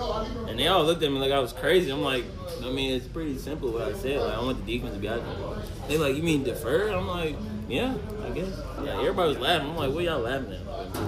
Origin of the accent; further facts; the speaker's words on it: Charlotte, North Carolina, United States; moved away; I don't think Coach knew I was from Charlotte, you know, so.